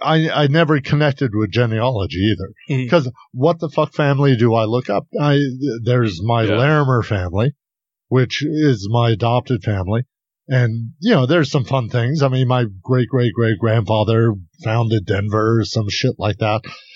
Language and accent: English; United Kingdom; also born or lived in Switzerland; I'm British and Swiss.